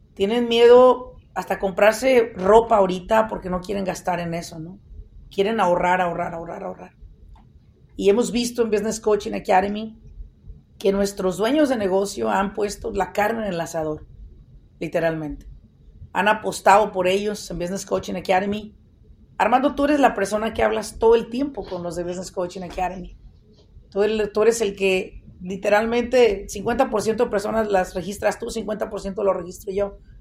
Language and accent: Spanish; Mexico; moved away as an adult; also born or lived in Michoacán; now in United States; Soy una persona que ha vivido más en este país que en México. Sí, soy mexicana